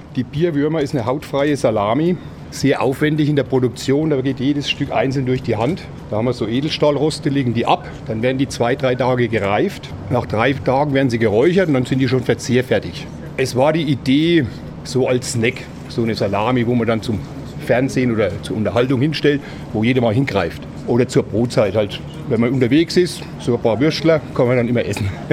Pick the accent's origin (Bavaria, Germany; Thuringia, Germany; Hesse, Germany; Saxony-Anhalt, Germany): Bavaria, Germany; area of Teuschnitz/Kronach, Franconia; Ich komme ja hier aus der Gegend von Teddau. Wir sind seit 1977 in Kronach